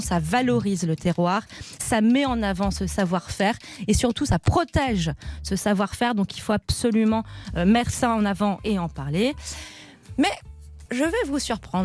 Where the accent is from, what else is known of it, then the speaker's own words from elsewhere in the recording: Auvergne-Rhône-Alpes, France; ce matin, je joue à domicile. Et du coup, bah, comme je suis auvergnate pure souche